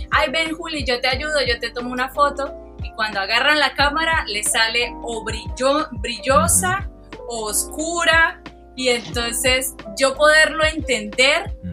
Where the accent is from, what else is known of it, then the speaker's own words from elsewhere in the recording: Cúcuta, Norte de Santander, Colombia; also born or lived in Santander; digamos que yo soy cucuteña también porque soy una mezcla entre la parte humangués, la parte eh, cucuteña, la parte de la costa, porque mi familia, prácticamente toda mi familia es de la costa